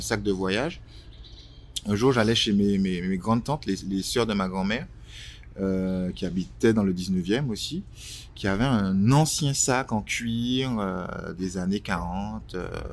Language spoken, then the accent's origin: French; Martinique; moved away as an adult; now in Paris, France; Je suis né en Martinique il y a quelques années. J'ai rejoint Paris en 2000, non, en 99